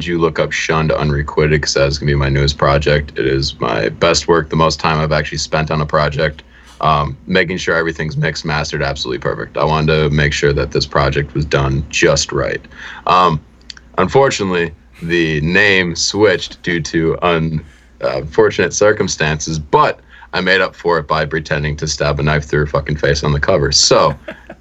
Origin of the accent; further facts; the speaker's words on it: Milwaukee, Wisconsin, United States; we grew up in Milwaukee, and we were the only white people in the entire area